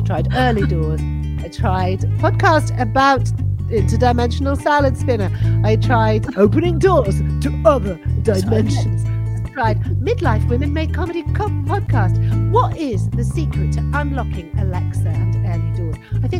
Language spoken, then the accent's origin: English; Scotland, United Kingdom; I don't like to talk about it, but I am Scottish.